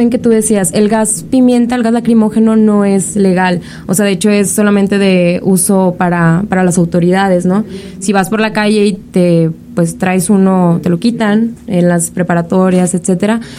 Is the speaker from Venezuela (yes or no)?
no; Monterrey, Nuevo León, Mexico; nosotros somos de la ciudad de Monterrey, vengo de Monterrey